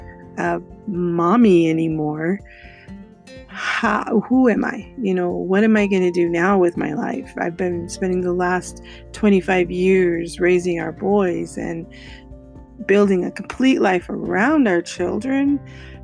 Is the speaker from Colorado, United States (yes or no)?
yes; Colorado, United States; moved away as an adult; also born or lived in California; I moved from California to Colorado, where I was born and raised